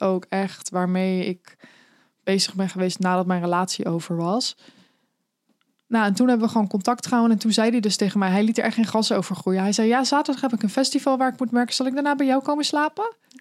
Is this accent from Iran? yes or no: no; The Hague, South Holland, Netherlands; ik kom zelf uit Den Haag